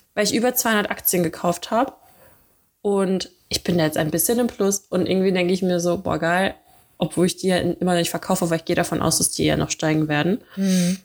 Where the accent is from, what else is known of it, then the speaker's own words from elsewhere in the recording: Dortmund, North Rhine-Westphalia, Germany; now in Cologne, Germany; in Dortmund bin ich aufgewachsen